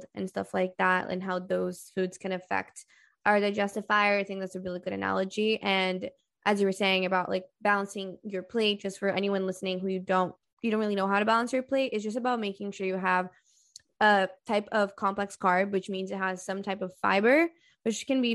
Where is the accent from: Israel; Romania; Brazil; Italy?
Brazil; moved away; I'm from Brazil